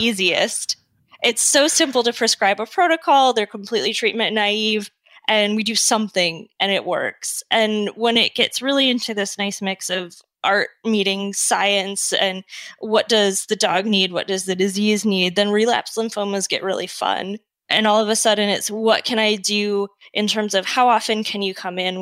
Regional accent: Detroit, Michigan, United States; moved away as an adult; also born or lived in Prince Edward Island, Canada / North Carolina / Washington / Minnesota; now in Eden Prairie, United States; I'm originally from Michigan, Metro Detroit area

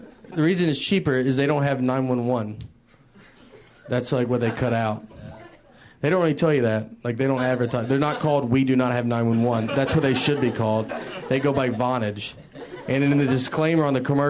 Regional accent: Tennessee, United States; moved away as an adult; also born or lived in New York; So, I'm from Tennessee originally. I lived in New York for a while.

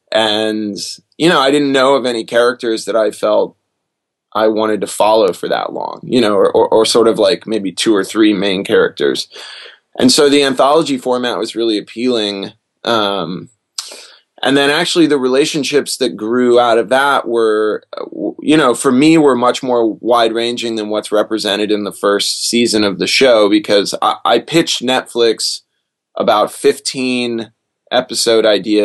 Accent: Detroit, Michigan, United States; born there; also born or lived in Lexington / Augusta / Anniston / Kingsland; Well, I was born in Detroit, and then I moved to Lexington, Kentucky, where my dad was finishing college, and then Augusta, Georgia, Anniston, Alabama, Kingsland, Georgia, Concord, California

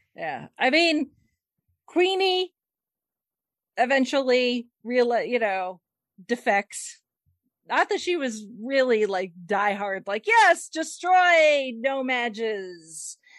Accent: United States; I'm American

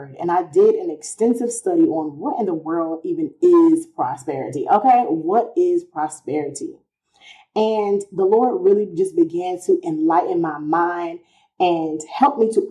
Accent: New York City, New York, United States; I'm from Queens

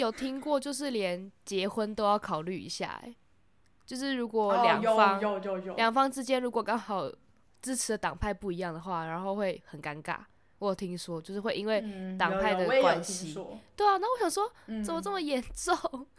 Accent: Taiwan; 对于我们台湾人来说，好像有点难。

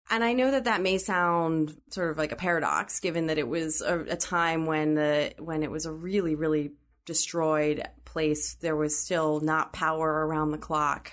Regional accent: Pittsburgh, Pennsylvania, United States; growing up in Pittsburgh was a really interesting experience

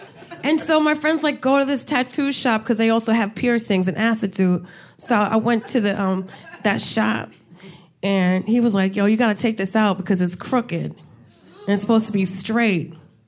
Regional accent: New Jersey, United States; Because I'm from Jersey. I went to the Jersey Shore for the summer.

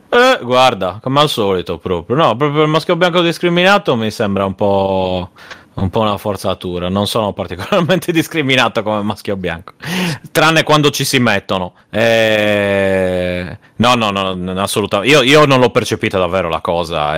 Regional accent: Sardinia, Italy; essendo sardo

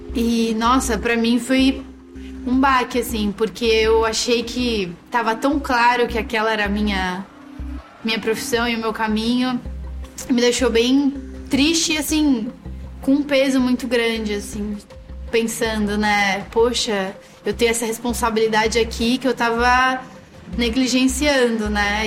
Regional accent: Brazil; eu sou brasileira

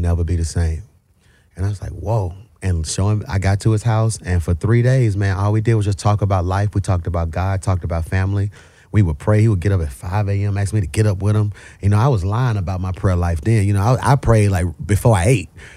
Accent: Birmingham, Alabama, United States; I'm from Birmingham, Alabama. Yeah, you know, choir music. Every year, the quartet conference came to Birmingham.

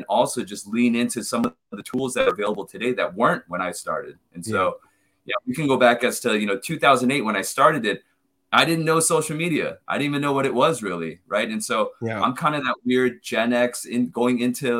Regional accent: Southern California, United States; moved away as an adult; now in New York City, United States; growing up in Southern California

